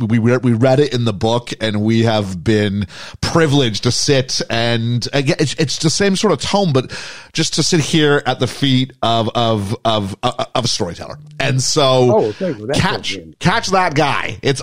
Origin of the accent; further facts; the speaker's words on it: Canada; accent: Canadian; now in United Kingdom; My accent betrays me. I have a Canadian accent, but yeah, we are in the UK.